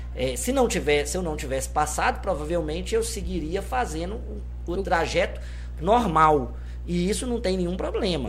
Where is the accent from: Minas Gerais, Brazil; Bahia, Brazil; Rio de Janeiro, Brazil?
Minas Gerais, Brazil; Governador Valadares; eu sou nascido em Governador Valadares, na Ilha dos Araújos, minha vivência foi toda é, na ilha